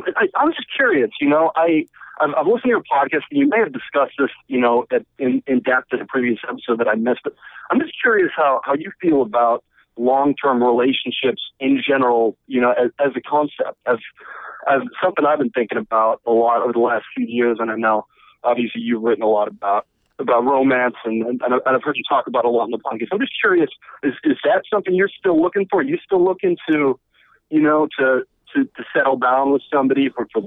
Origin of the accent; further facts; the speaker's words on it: Chicago, Illinois, United States; now in Brooklyn, United States; I'm in Brooklyn. Yeah, I got 6-3. I'm from Chicago, but I've been living in New York for a couple of years now.